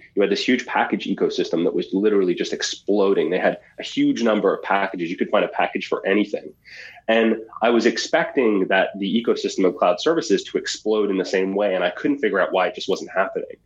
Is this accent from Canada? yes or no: yes; Halifax, Nova Scotia, Canada; my hometown of Halifax, Nova Scotia